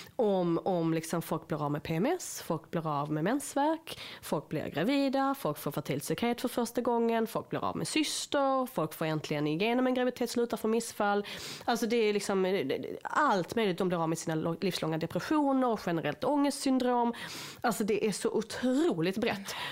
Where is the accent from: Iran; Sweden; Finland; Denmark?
Sweden; som svenskar